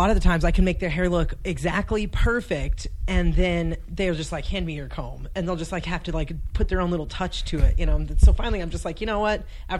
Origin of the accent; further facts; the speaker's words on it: Casa Grande, Arizona, United States; also born or lived in Phoenix, Arizona / Pinetop, Arizona / Montana; There's a town called Casa Grande in between Phoenix and Tucson, so I was raised there till I was 11, and then when I was 11, we moved up to Pine Top, which is in the White Mountains of Arizona. It's like an hour and a half away from Flagstaff.